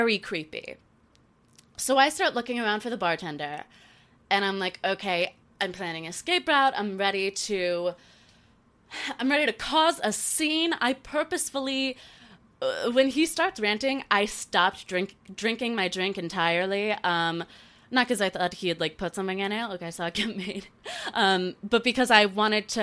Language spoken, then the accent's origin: English; North Carolina, United States; growing up in North Carolina